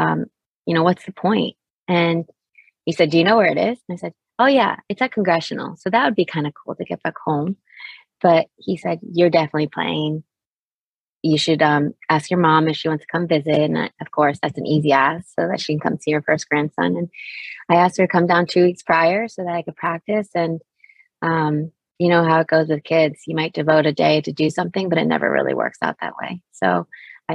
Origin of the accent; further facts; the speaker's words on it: Fairfax, Virginia, United States; I grew up, Fairfax, Virginia, Chantilly area. I went to Chantilly High School